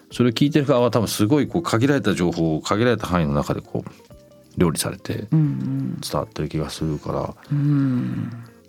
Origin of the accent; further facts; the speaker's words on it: Tokyo, Japan; also born or lived in London; 僕日本だと東京で生まれて東京育った